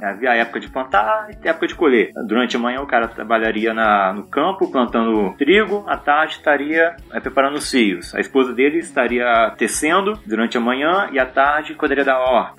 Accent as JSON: {"language": "Portuguese", "area": "Conservatória", "region": "Rio de Janeiro", "country": "Brazil", "tie": "born or raised there", "moved": "yes", "lives_now": "Juiz de Fora, Brazil", "said": "eu, moro aqui, mas na verdade eu nasci foi em conservatório, no Rio de Janeiro"}